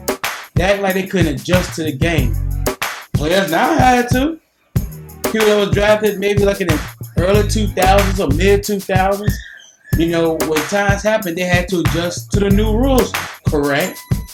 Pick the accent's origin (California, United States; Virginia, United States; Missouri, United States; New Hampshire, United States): Virginia, United States; Newport News; This man right here is from Virginia. More specific, I'm from Newport News, Virginia.